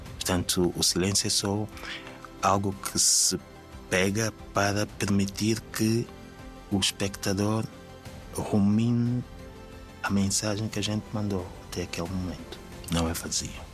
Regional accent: Angola; moved away as an adult; Eu, eu, sou proveniente do, de Angola, portanto, do teatro de Angola

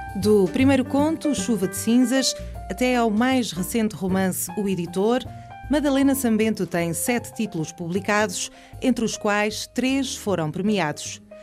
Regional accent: Terceira, Azores, Portugal; como terceirense

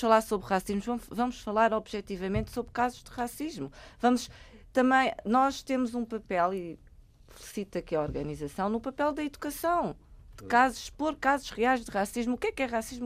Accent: Angola; eu sou angolana, sou humorista angolana

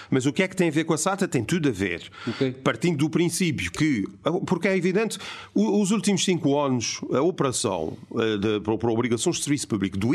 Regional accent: Azores, Portugal; Não, não, eu como é açoriano é que... desejo

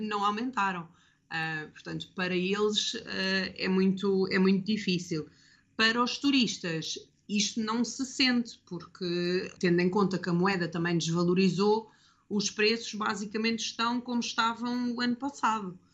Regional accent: Lisbon, Portugal; moved away as an adult; now in Mirissa, Sri Lanka; eu sou de Lisboa e, portanto, às vezes a minha cidade também me faz, eh, também me faz sentir saudades.

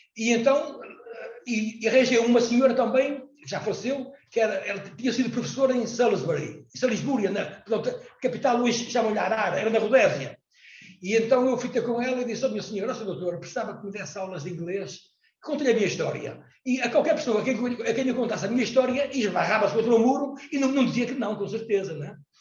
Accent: Portugal; eu era português, eu sou português

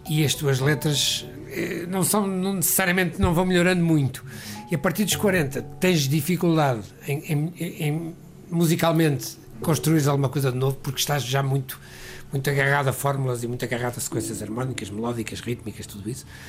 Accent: Porto, Norte, Portugal; moved away as an adult; also born or lived in London; Eu nasci no Porto, nasci numa família onde a música era era

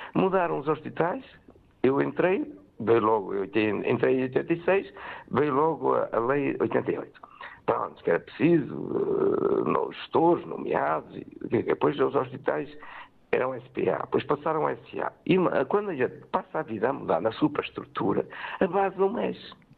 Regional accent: Benedita, Leiria District, Portugal; Eu sou da Benedita, tenho aqui empresas com mais de 50 anos

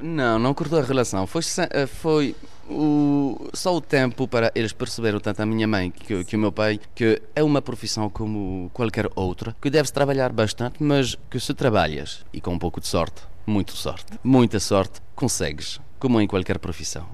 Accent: Poissy, Île-de-France, France; Portuguese is a second language; Os meus pais são portugueses, eu nasci então em França. Fui à escola em França, comecei a falar o francês

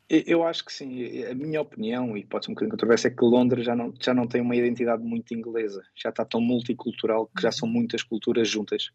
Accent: Portugal; moved away as an adult; also born or lived in Oman / United States; now in England, United Kingdom

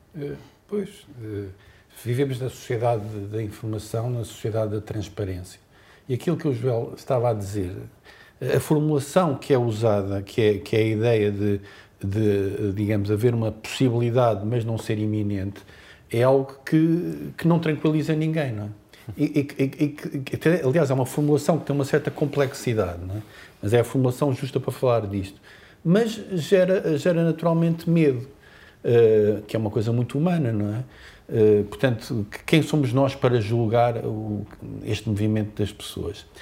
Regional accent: Azores, Portugal; nós, açorianos

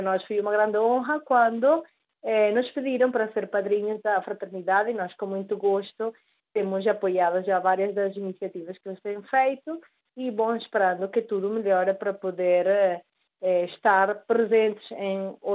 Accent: Venezuela; born there; Sim, certamente, nós nascemos na Venezuela, os nossos pais são portugueses e por ainda nós somos os descendentes.

